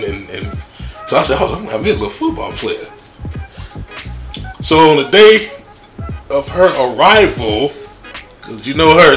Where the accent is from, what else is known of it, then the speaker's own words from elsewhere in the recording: Chicago, Illinois, United States; I was born in Chicago, Illinois